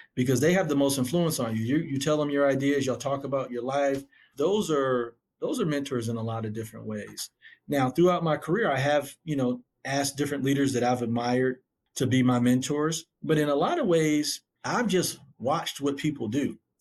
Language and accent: English; Syracuse, New York, United States; now in Atlanta, United States; Syracuse, where I grew up, was a really tough community to grow up in.